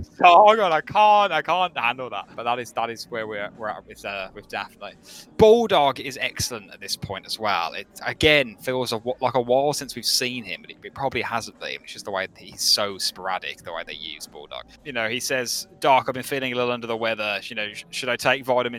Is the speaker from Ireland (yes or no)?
no; Birmingham, West Midlands, United Kingdom; accent: Brummie; I love having a Brummie accent